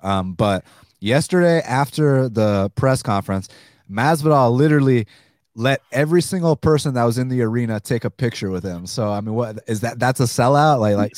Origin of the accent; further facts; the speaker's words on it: the South, United States; we're from the South, just like Maswell.